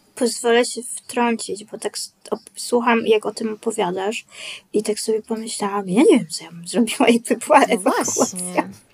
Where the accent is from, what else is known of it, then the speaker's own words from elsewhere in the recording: Poland; jestem z Polski